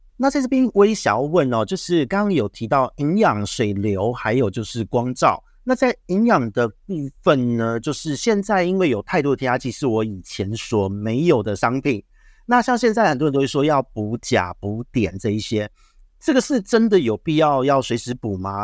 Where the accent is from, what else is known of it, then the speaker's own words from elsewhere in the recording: Taiwan; 我们台湾这边